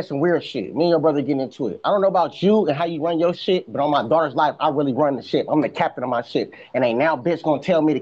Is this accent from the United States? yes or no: yes; California, United States; I'm from California